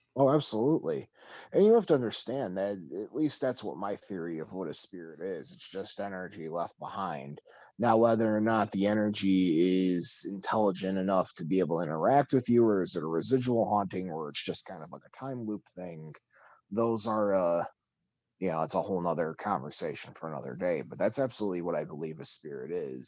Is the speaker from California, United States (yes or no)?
no; Chicago, Illinois, United States; growing up here